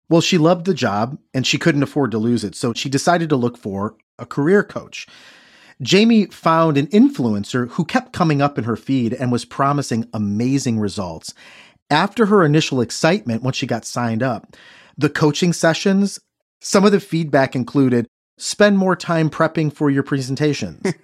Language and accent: English; Midwest, United States; I'm from the Midwest